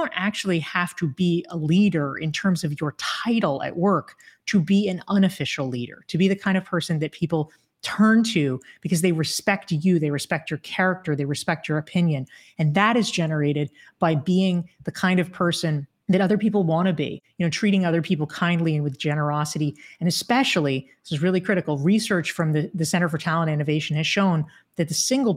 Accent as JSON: {"language": "English", "region": "North Carolina", "country": "United States", "tie": "born or raised there", "said": "I grew up in North Carolina."}